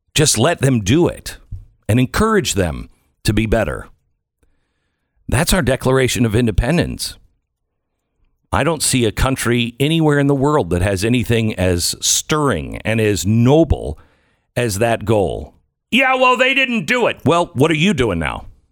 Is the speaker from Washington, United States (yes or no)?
yes; Washington, United States; moved away; I grew up in Washington State